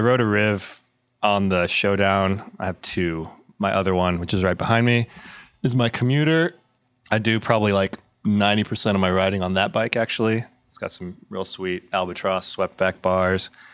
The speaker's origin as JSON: {"language": "English", "town": "Corpus Christi", "region": "Texas", "country": "United States", "moved": "yes", "lives_now": "Austin, United States", "said": "I've lived in Austin for 20 years. This is home, but I'm from Corpus Christi originally, uh, down by the coast"}